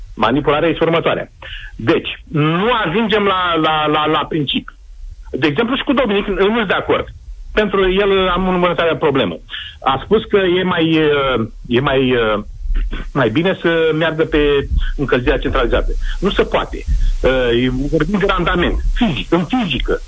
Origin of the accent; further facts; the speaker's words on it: Moldavia, Romania; accent: Moldavian; now in Bacău, Romania; vorbesc moldovenește